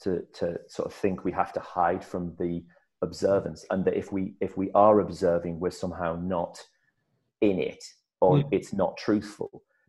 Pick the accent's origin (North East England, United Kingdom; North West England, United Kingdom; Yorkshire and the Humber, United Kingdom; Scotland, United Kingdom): North East England, United Kingdom; Hartlepool; I'm from the northeast, but because I come from Hartlepool, sometimes at the end of my accent, there's a little lilt, which can make it sound like I'm from Liverpool.